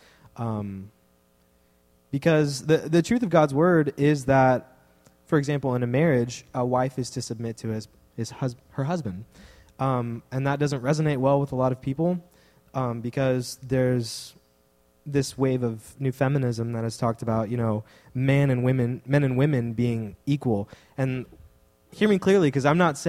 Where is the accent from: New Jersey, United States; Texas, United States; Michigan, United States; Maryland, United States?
Texas, United States; I'm from Texas